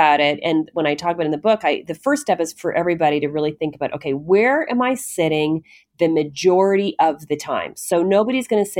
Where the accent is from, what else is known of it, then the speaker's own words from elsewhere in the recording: Canada; I'm Canadian